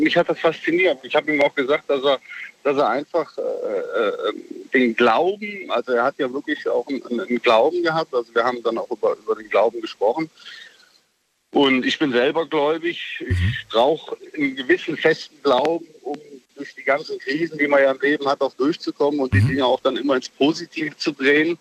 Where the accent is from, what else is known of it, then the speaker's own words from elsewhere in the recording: Mönchengladbach, North Rhine-Westphalia, Germany; Ich bin ja in Mönchengladbach groß geworden